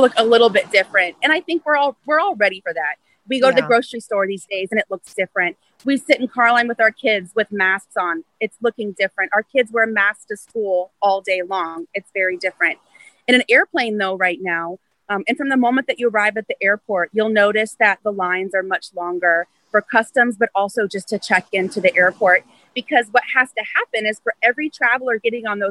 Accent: United States; also born or lived in Tampa; as American citizens

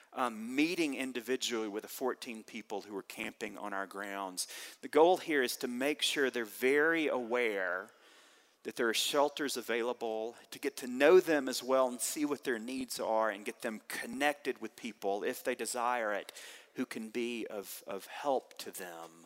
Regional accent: the South, United States; Growing up in the South

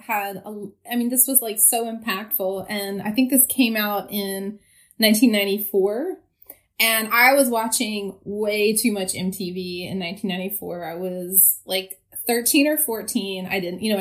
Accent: the South, United States; I'm from the South. And so I have... certain inflections are different

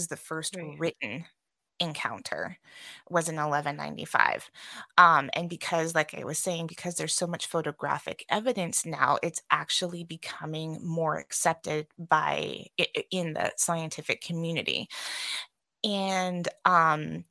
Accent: California, United States; moved away; I'm from California originally

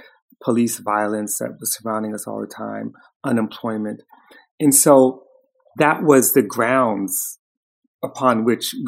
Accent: New York City, New York, United States; We grew up in Harlem in the 60s and early 70s

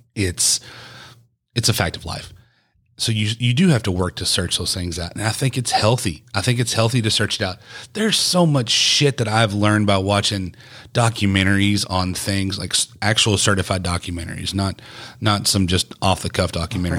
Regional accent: East Texas, United States; the melting pot I grew up listening to in East Texas was obviously country music, because it's Texas

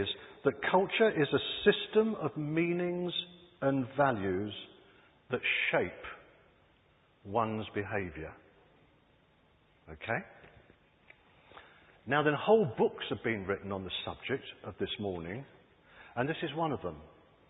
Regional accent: California, United States; Growing up in Southern California, I watched a transformation take place in a stinking landfill.

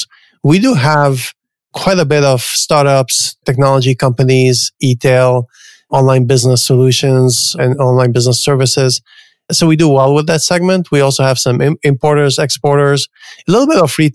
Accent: Canada; moved away as an adult; also born or lived in New York; now in San Francisco, United States; I grew up in Canada. I went to school in Canada

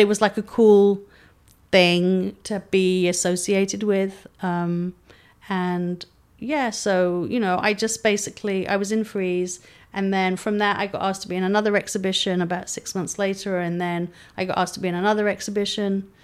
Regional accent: London, United Kingdom; moved away as an adult; now in San Diego, United States; I was brought up in London

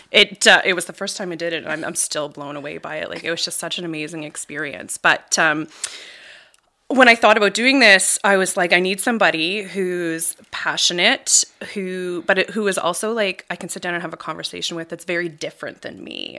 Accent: Bridgewater, Nova Scotia, Canada; I'm a local gal, born and raised in Bridgewater area.

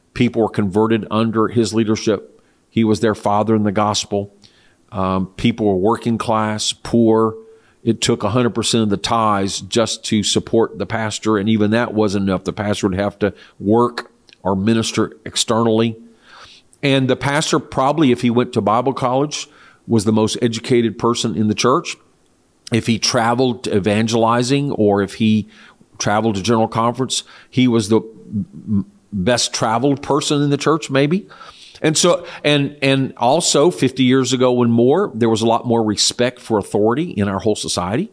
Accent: United States; also born or lived in Austin, Texas; as an American citizen

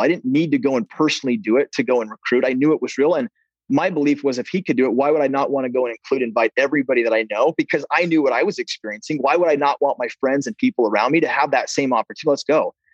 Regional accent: Preston, Idaho, United States; I grew up in Preston, Idaho.

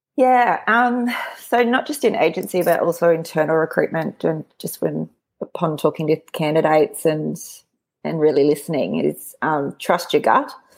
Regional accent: Brisbane, Queensland, Australia; born and raised in Brisbane

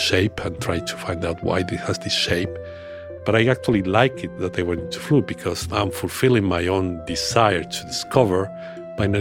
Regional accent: Burgos, Castile and León, Spain; moved away; That's from my hometown in Spain

